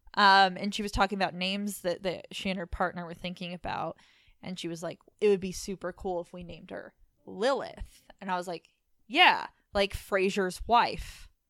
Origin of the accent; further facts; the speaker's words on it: Layton, Utah, United States; I was born in Layton